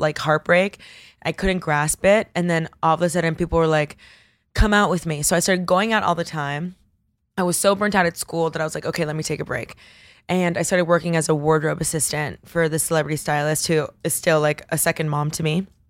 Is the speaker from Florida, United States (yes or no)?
yes; Coral Gables, Florida, United States; also born or lived in Bogota, Colombia; now in New York, United States; I grew up in, at Coral Gables, but Miami is extremely diverse